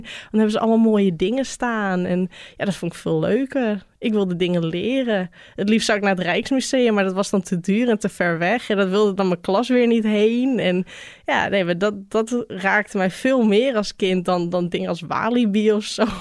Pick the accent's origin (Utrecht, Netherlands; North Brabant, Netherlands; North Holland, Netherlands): North Holland, Netherlands; Bij ons in Noord-Holland heb je grote boerderijen.